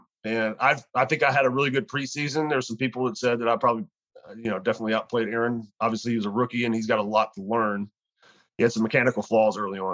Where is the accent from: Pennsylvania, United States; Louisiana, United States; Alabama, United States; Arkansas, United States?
Louisiana, United States; moved away; I'm from Louisiana